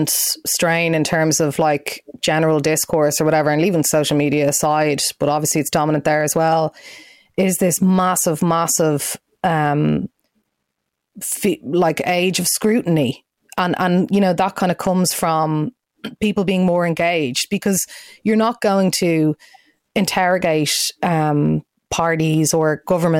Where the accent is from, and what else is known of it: Ireland